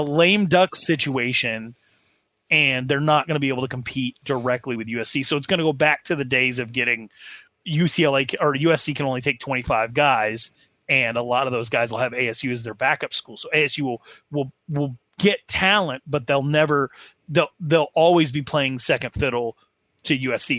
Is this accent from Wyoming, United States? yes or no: yes; Wyoming, United States; I'm just being from Wyoming